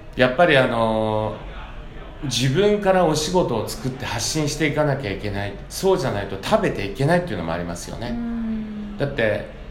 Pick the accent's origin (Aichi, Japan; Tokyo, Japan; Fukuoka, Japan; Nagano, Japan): Fukuoka, Japan; now in New York, United States; 僕地元が福岡